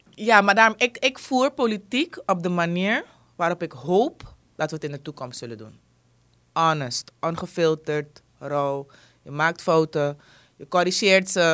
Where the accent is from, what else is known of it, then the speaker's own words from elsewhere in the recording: Suriname; als Surinamer